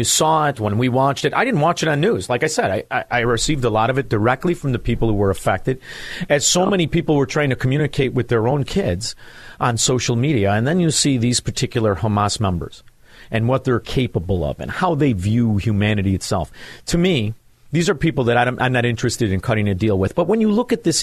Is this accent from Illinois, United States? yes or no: yes; Chicago, Illinois, United States; I'm from Chicago